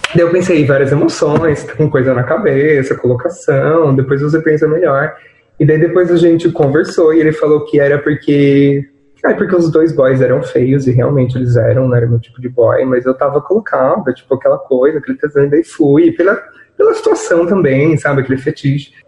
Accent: Piracicaba, São Paulo, Brazil; also born or lived in Rio Claro; eu sou de Piracicaba

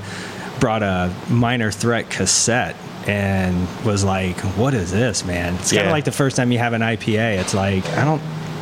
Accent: Orlando, Florida, United States; Orlando. Born and raised.

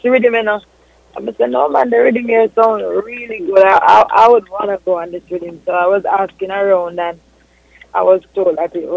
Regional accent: Montego Bay, Saint James, Jamaica; I'm originally from Montego Bay

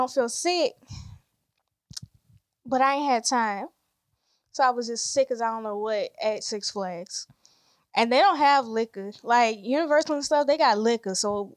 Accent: Savannah, Georgia, United States; I'm also from Savannah

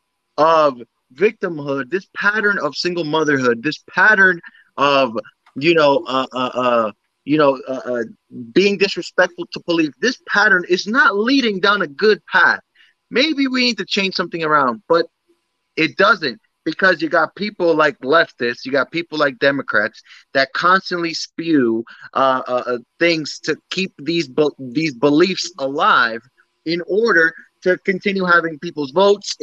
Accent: United States; I'm American. My parents are Dominican, but I'm very much in tune with my Dominican roots.

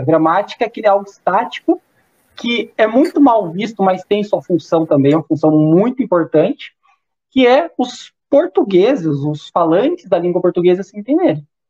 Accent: South Region, Brazil; sou do Sul.

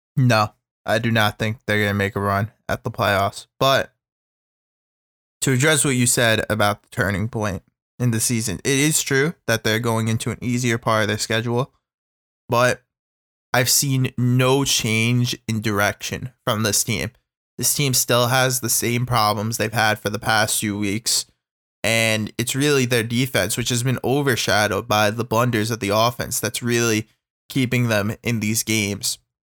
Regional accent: New York, United States; as a New Yorker

